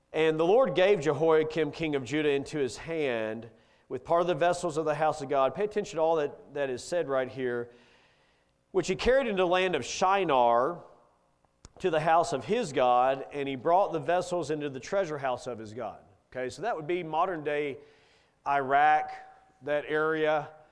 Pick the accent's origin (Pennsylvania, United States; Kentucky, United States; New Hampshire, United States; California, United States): Kentucky, United States; I grew up in Kentucky